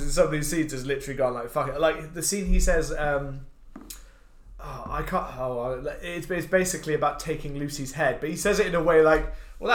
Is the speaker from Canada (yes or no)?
no; United Kingdom